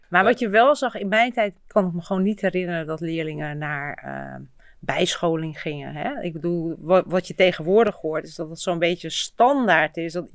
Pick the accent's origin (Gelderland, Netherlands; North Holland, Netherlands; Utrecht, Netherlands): Utrecht, Netherlands; ik ben hier eigenlijk opgegroeid op het Kroeselaan